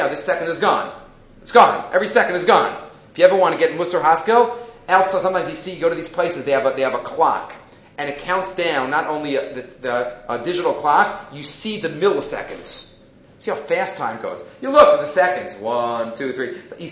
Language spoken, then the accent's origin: English; New York City, New York, United States; I grew up in Far Rockaway